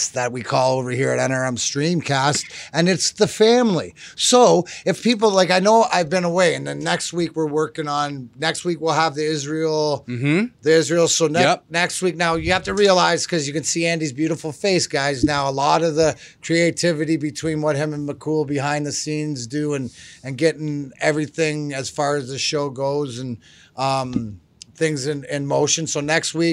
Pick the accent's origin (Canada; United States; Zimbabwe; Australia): Canada; I'm Canadian and proud to be